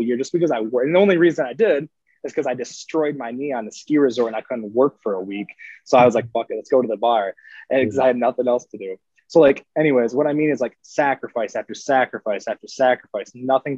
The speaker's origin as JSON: {"language": "English", "region": "Northern Michigan", "country": "United States", "tie": "born or raised there", "also_born_or_lived": "Park City, Utah", "said": "moved up to Northern Michigan when I was six. So I've lived in this small town of 2,000 people essentially my whole life"}